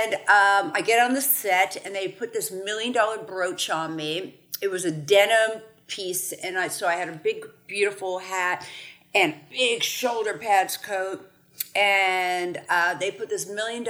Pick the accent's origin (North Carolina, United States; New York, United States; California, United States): New York, United States; moved away; I'm from New York